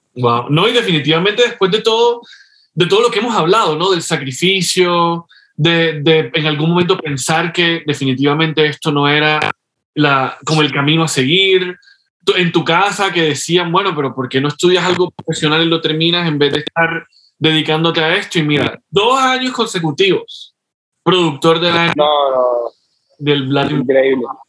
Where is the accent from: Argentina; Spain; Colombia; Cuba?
Colombia; compatriota tuyo colombiano